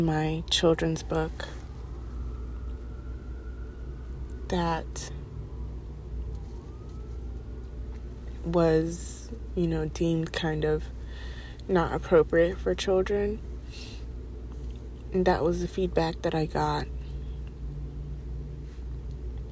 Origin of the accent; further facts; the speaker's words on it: East Coast, United States; moved away as an adult; I grew up on the East Coast, and the East Coast is diverse as anything.